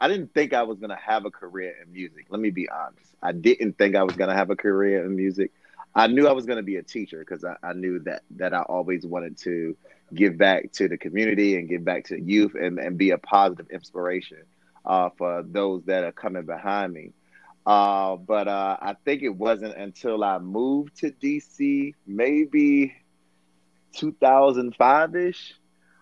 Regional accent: Portsmouth, Virginia, United States; now in Washington, D.C., United States; My mom and pops moved down to the Portsmouth, Virginia area

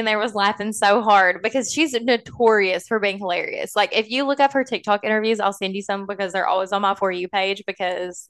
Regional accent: Pikeville, Kentucky, United States; now in Lexington, United States; I grew up in Pikeville, Kentucky. That's maybe why I have a little bit of an accent.

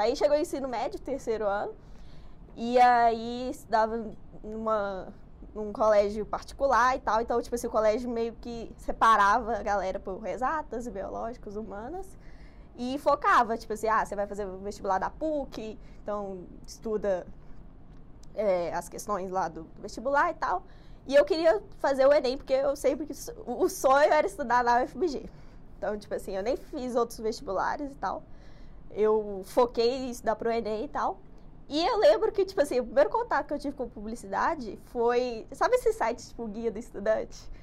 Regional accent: Betim, Minas Gerais, Brazil; eu moro em Betim. Nascida lá, infelizmente, também

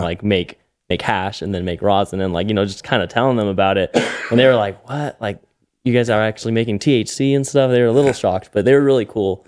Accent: Albuquerque, New Mexico, United States; I was born and raised here in Albuquerque in the North Valley

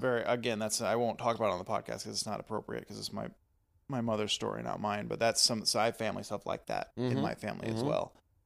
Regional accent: Texas, United States; being Texan as well

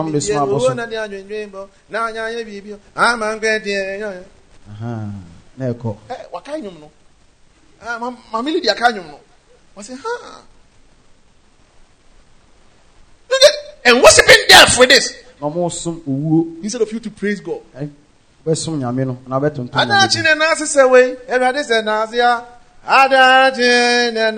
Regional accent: Ejisu, Ashanti, Ghana; In my hometown, Ejoso

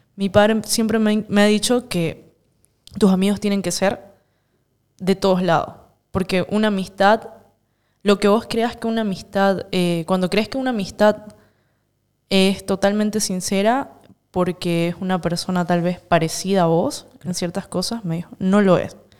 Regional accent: Santa Cruz de la Sierra, Santa Cruz, Bolivia; born or raised there

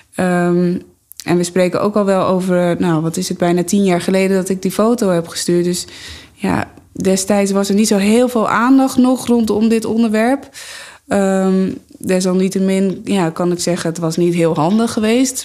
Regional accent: Amsterdam, North Holland, Netherlands; ik kom uit Amsterdam.

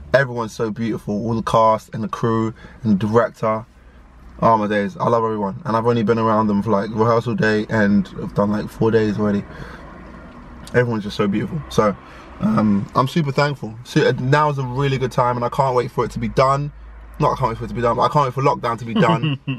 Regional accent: Ghana; My Ghana passport's been, I'm Ghanaian. My Ghana passport's been expired for some time.

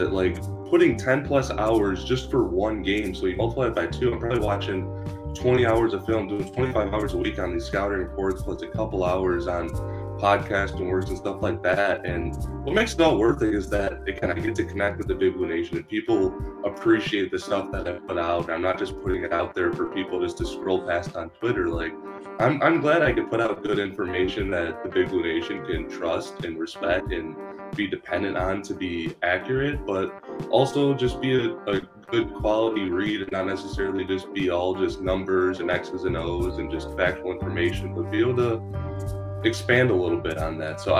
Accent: Chicago, Illinois, United States; I'm actually from Chicago

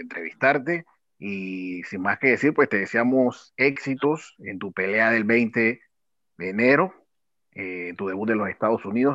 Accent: Panama; como panameños

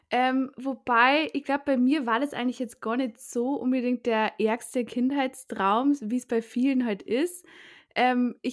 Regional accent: Bavaria, Germany; moved away as an adult; now in Vienna, Austria; ich komme eigentlich aus Bayern

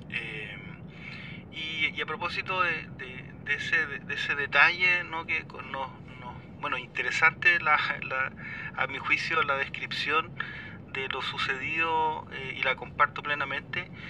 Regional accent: Chile; moved away; mi primera infancia fue en reducciones mapuche.

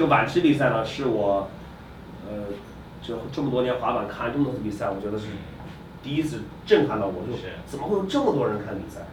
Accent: China; 一听说中国的

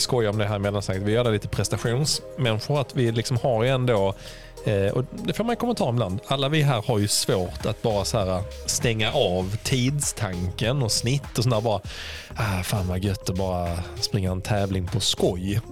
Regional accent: Sweden; vi svenskar

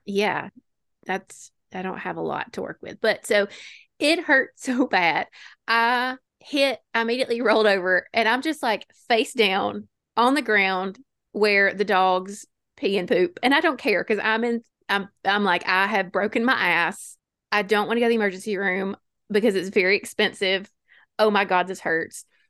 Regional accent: Alabama, United States; we're from Alabama

